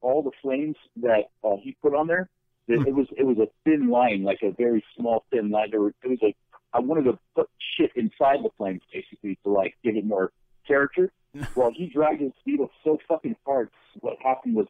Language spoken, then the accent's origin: English; California, United States; also born or lived in Tennessee; I'm from the South, and I'm from California